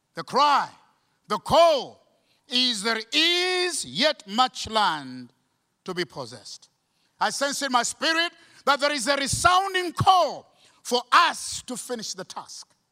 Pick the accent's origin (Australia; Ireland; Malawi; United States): Malawi